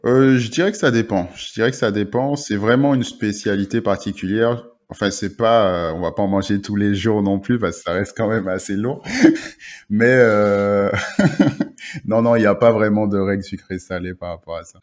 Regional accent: La Trinité, Martinique; moved away; also born or lived in Benin; je suis né ben, à Trinité, donc à Tartane. j'ai passé mon enfance là-bas, j'ai grandi là-bas

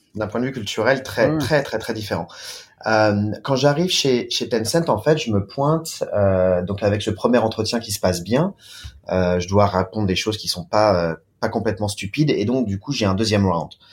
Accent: France; moved away as an adult; also born or lived in Beijing, China / Shanghai, China; now in China; en tant que Français, en tant que Latin

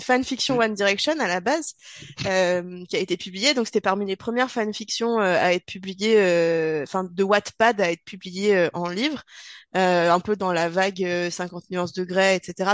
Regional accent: the Alps, France; nous sommes originaires des Alpes et a priori, ça s'entend

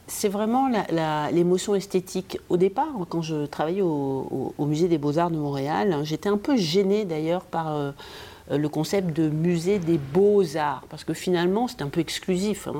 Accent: Morocco; moved away; j'ai vécu euh, toute mon enfance au Maroc

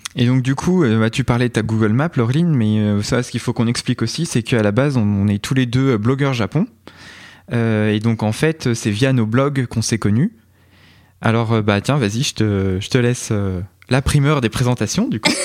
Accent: Burgundy, Bourgogne-Franche-Comté, France; also born or lived in Dijon; je suis originaire de Bourgogne j'ai fait mes études à Dijon je me suis installé à Dijon

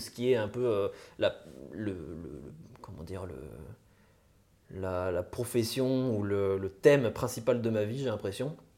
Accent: near Besançon, Bourgogne-Franche-Comté, France; also born or lived in Lyon; je suis né à Lyon, en, donc en 1997. Et, euh, j'ai plus vécu en Franche-Comté quand, j'étais gosse. j'ai plus près de Besançon

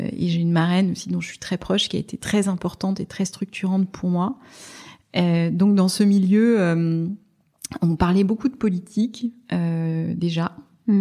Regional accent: Strasbourg, Grand Est, France; now in Paris, France; je suis, je, suis, provinciale, je viens de Strasbourg

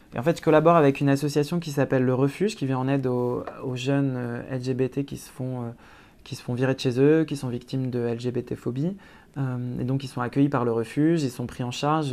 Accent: Lille, Hauts-de-France, France; moved away as an adult; also born or lived in Brussels; je viens de Lille et que la Belgique, c'est à 15 minutes en voiture

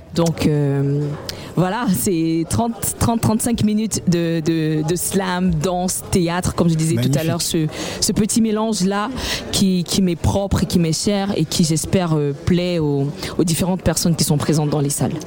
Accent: Cameroon; avec cette identité qui m'est propre en tant que Camerounaise, c'est-à-dire que dans le choix des, des langues, dans le choix de, des musiques les rythmes qui accompagnent mes textes, il était important de rappeler d'où je viens

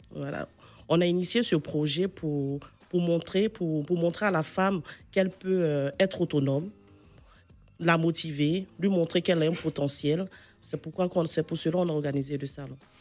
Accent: Côte d’Ivoire; c'est mon pays. Je suis euh, ivoirienne

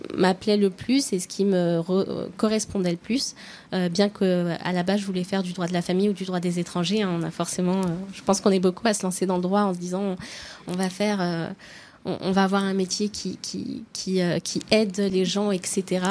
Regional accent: Oyonnax, Auvergne-Rhône-Alpes, France; moved away as an adult; also born or lived in Nantua; now in Lyon, France; Je suis lyonnaise depuis le début de mes études, euh, mais je suis originaire de d'Oyonnax

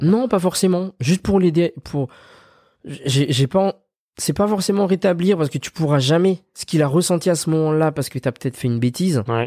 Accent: Madagascar; moved away; also born or lived in France; on a grandi à Madagascar

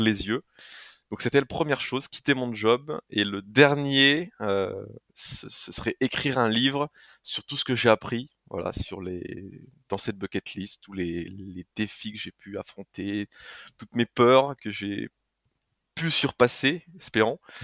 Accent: Haute-Marne, Grand Est, France; je suis originaire de la Haute-Marne

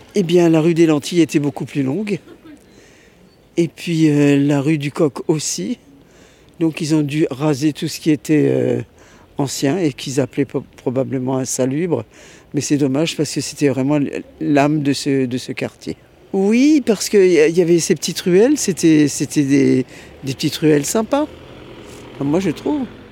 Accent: Strasbourg, Grand Est, France; née à Strasbourg, rue Hermann, dans la, à la clinique du Berceau. Et puis après, nous avons vécu à Strasbourg

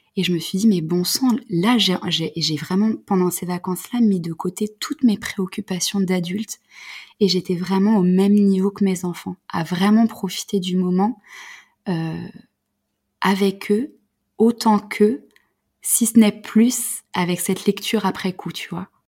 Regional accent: Paris region, Île-de-France, France; also born or lived in Creuse; je suis née en région parisienne

